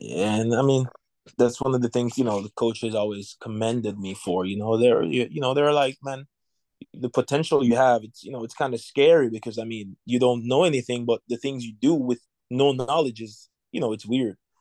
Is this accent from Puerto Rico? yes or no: no; Jamaica; moved away as an adult; now in United States; I was born in Jamaica. I grew up in Jamaica. I I came here in 2018